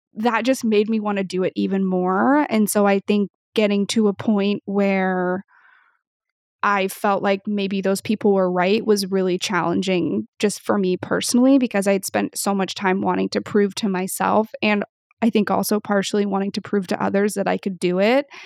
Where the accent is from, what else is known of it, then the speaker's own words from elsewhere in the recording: Pacific Northwest, United States; I grew up in the Pacific Northwest